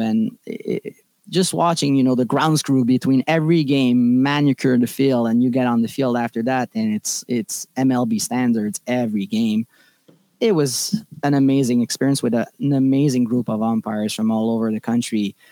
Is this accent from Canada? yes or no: yes; Laval, Quebec, Canada; I'm from Laval